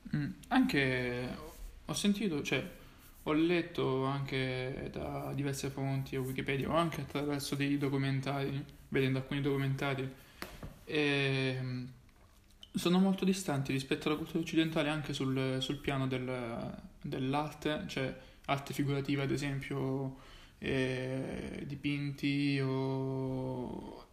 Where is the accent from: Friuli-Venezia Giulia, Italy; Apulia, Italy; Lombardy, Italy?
Apulia, Italy; Francavilla Fontana; siamo entrambi pugliesi